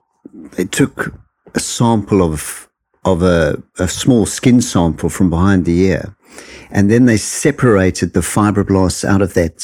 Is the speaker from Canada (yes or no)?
no; South Africa; moved away as an adult; also born or lived in United Kingdom; I'm from South Africa originally.